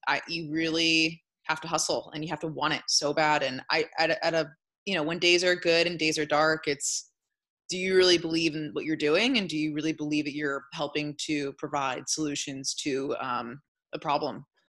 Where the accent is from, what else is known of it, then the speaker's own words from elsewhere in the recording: Sonoma, California, United States; also born or lived in San Francisco; growing up in Sonoma, I was around cannabis for many years